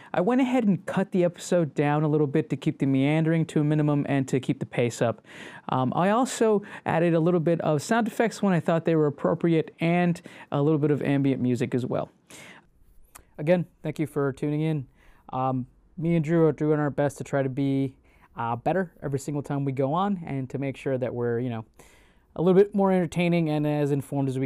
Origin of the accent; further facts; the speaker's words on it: Cockrell Hill, Texas, United States; I grew up in Croco Hill, which is on the west side of Oak Cliff